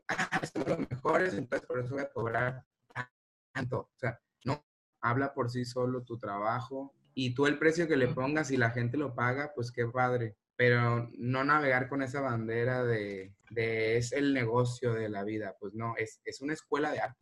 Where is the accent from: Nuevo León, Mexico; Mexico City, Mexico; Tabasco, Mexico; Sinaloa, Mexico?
Sinaloa, Mexico; El Rosario; Yo nací en el Rosario, Sinaloa, y allá realmente pues no teníamos como una gama de posibilidades eh, artísticas que pudiéramos estudiar